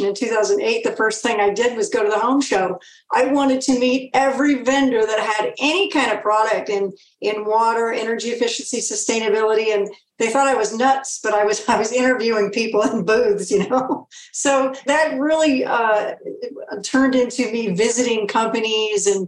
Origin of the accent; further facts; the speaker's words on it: Kansas, United States; moved away; I'm originally from Kansas